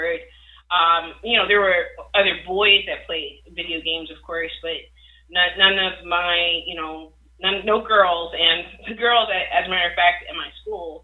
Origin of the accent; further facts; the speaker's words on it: Chicago, Illinois, United States; I grew up on the south side of Chicago